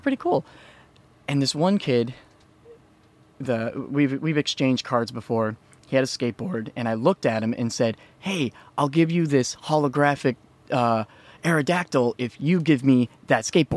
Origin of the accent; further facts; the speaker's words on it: Iowa, United States; I grew up in an area that was called the Quad Cities